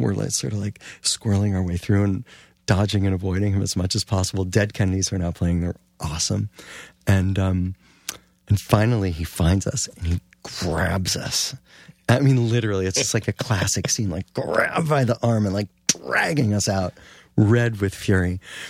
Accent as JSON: {"language": "English", "town": "Cleveland", "region": "Ohio", "country": "United States", "tie": "born or raised there", "said": "Growing up in Cleveland, and I think you'll vouch for this, we took what we could get."}